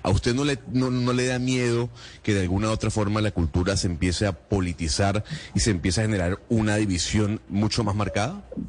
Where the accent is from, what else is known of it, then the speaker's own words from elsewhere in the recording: Venezuela; now in Colombia; le pregunto como venezolano